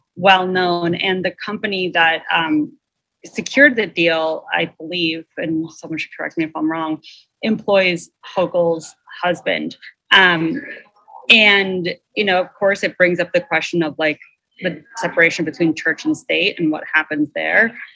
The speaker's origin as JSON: {"language": "English", "area": "Long Island", "region": "New York", "country": "United States", "tie": "born or raised there", "said": "I grew up on Long Island"}